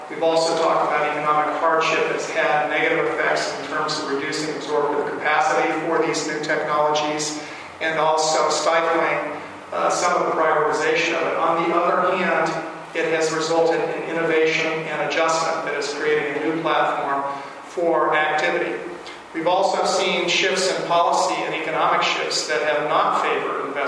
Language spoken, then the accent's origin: English; Virginia, United States; the state of Virginia, my home state